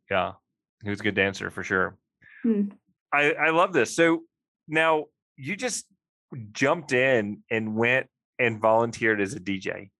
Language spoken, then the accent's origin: English; Mississippi, United States; now in Jackson, United States; I grew up in Mississippi